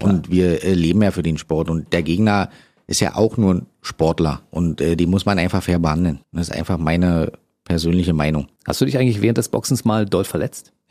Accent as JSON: {"language": "German", "region": "Berlin", "country": "Germany", "said": "ist natürlich irgendwie schön, weil ich bin ja eigentlich Berliner."}